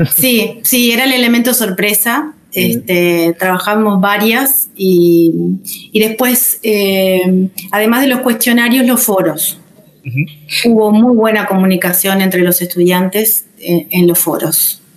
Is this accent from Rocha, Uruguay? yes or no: yes; Rocha, Uruguay; soy de Rocha